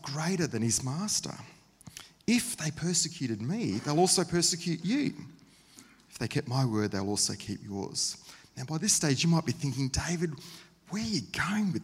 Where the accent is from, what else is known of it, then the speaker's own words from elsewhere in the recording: Queensland, Australia; also born or lived in Sydney, New South Wales; Passionate Queenslanders